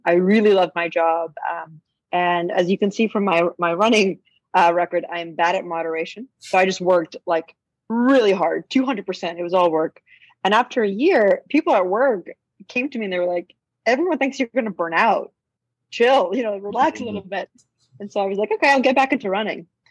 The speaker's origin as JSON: {"language": "English", "town": "Boston", "region": "Massachusetts", "country": "United States", "tie": "born or raised there", "said": "I grew up in Boston"}